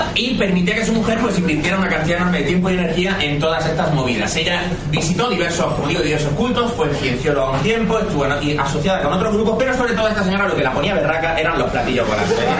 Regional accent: Andalusia, Spain; yo soy andaluz

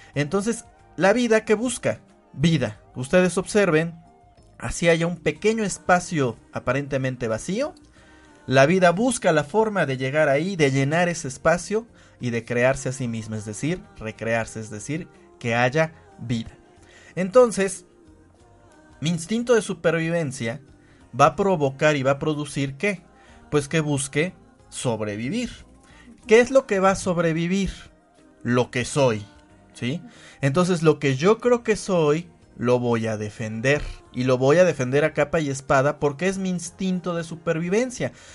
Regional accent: Puebla, Mexico; yo soy hombre, yo soy poblano, soy mexicano

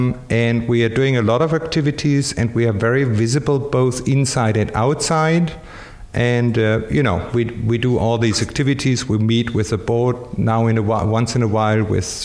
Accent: Germany; moved away; I'm from Germany, I'm just learning Spanish

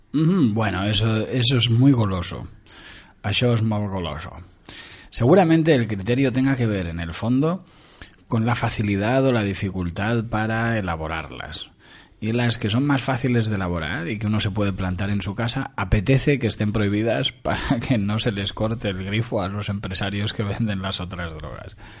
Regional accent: Montevideo, Uruguay; now in Spain; yo nací en Uruguay, en Montevideo, hace muchos años

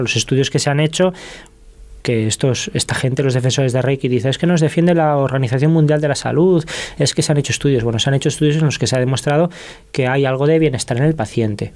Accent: Zamora, Castile and León, Spain; yo que soy de Zamora, Zamora tiene 60.000 habitantes

